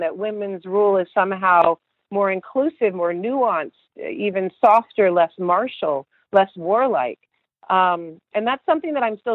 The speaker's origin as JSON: {"language": "English", "region": "Texas", "country": "United States", "tie": "born or raised there", "said": "I grew up in Texas"}